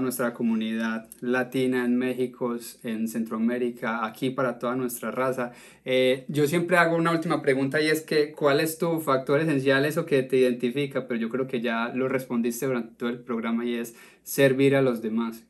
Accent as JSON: {"language": "Spanish", "country": "Colombia", "moved": "yes", "lives_now": "United States", "said": "como, como colombiano"}